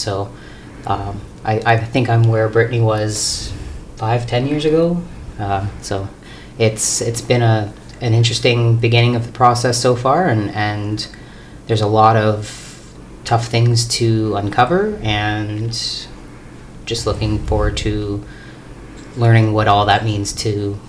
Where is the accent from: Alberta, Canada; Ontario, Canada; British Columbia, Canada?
Ontario, Canada; Northern; now in Fort St. John, Canada; I've been here permanently since 2009. I'm originally from Northern Ontario, and my family's territory is in Ontario as well. I'm Anishinaabe as well.